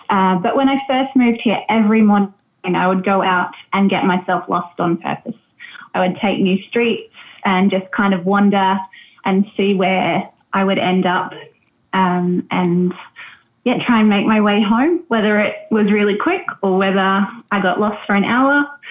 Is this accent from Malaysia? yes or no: no; Australia; moved away as an adult; also born or lived in New Zealand; now in Chefchaouen, Morocco; I'm definitely not Moroccan um, as you can probably tell by my accent. So um, I'm Australian